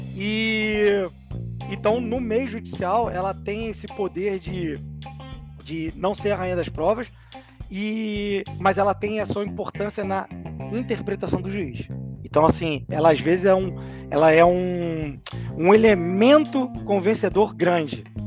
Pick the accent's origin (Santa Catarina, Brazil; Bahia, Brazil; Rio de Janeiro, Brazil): Rio de Janeiro, Brazil; Que eu sou do Rio